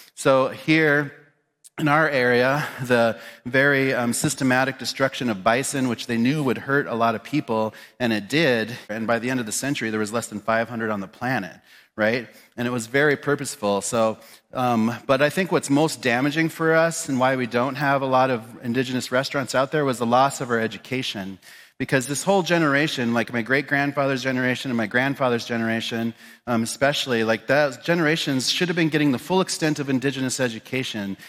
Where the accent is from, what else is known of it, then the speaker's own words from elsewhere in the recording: Pine Ridge, South Dakota, United States; also born or lived in Spearfish, South Dakota; was born and raised in Pine Ridge in South Dakota